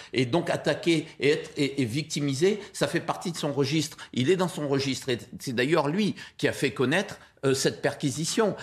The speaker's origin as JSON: {"language": "French", "country": "Guadeloupe", "said": "Je suis guadeloupéen, mais je viens de, cette immigration libanaise qui s'est installée en Guadeloupe"}